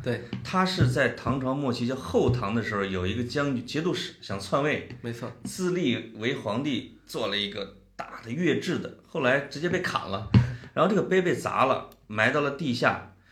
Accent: Puyang, Henan, China; 我们河南有两个地方，一个当然是我们濮阳， 我们濮阳有一个， 有半拉城叫中原油田， 叫对。中， 中原石油勘探局总部

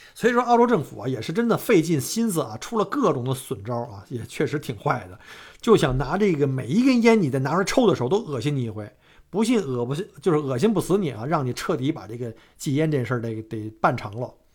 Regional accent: Beijing, China; now in Australia; 像我们小时候在古，在北京哈，我们父辈儿那时候

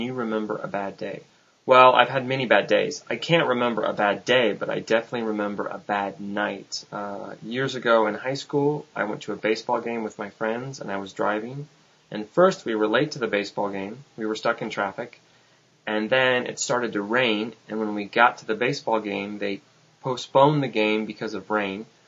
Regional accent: United States; I'm from the United States

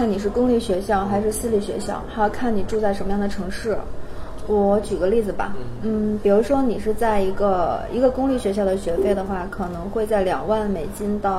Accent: China; 然后我我就会，其实我数学不好的，然后我就很无奈的说：“你们好，我是中国人，但

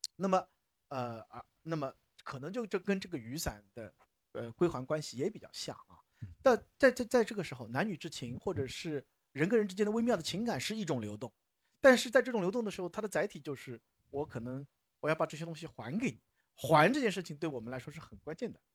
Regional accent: Shanghai, China; 我们从小在，在上海这个地界长大的人

